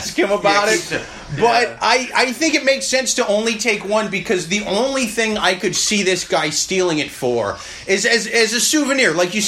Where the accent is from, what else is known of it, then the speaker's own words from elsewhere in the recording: Iowa City, Iowa, United States; now in New York City, United States; where I was from in Iowa, because even though I grew up in Iowa City, which was a college town